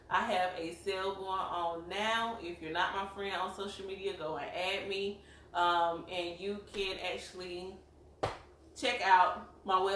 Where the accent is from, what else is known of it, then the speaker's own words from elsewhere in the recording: South Carolina, United States; we are from South Carolina. You probably tell by our accents